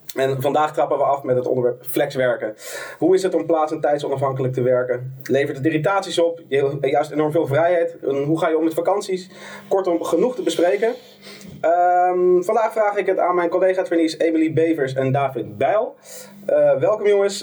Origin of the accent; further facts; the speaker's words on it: Amsterdam, North Holland, Netherlands; Ik kom uit Amsterdam.